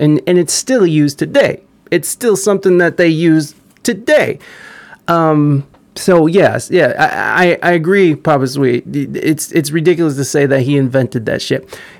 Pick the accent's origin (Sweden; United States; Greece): Sweden; I'm from Sweden.